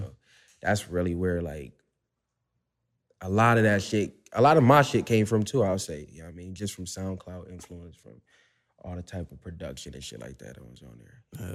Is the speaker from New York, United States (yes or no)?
yes; Buffalo, New York, United States; I'm from Northumberland, East Ferry